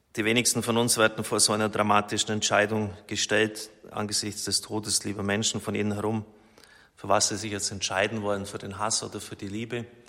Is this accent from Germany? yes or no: yes; Germany; als Deutscher